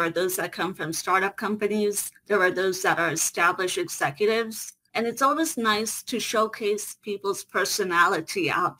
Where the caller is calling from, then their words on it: United States; I hail from the United States.